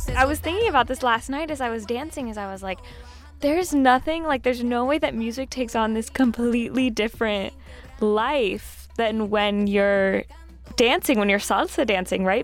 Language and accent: English; Southern California, United States; growing up in Southern California, I wasn't around a ton of Puerto Ricans earlier in life